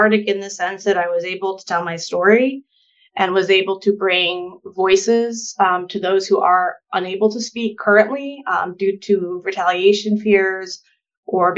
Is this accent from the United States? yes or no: yes; Michigan, United States; I was a young kid growing up in Michigan.